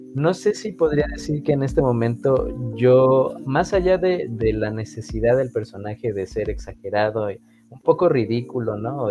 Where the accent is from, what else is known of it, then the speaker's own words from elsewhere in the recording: Mexico; nosotros como mexicanos en general